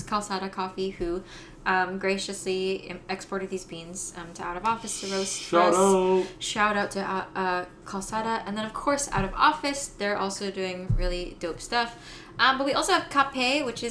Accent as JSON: {"language": "English", "country": "Philippines", "said": "I'm Filipino"}